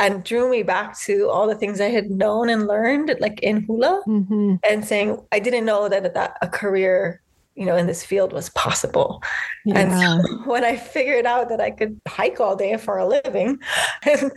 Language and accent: English; Waianae, Hawaii, United States; now in Molokai, United States; I grew up in Waianae and my family is mostly like an ocean surfing family.